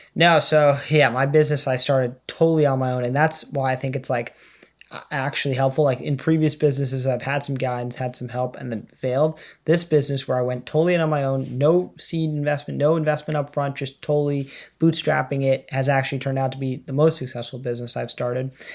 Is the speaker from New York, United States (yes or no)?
yes; New York, United States; moved away as an adult; now in Boston, United States; I'm from New York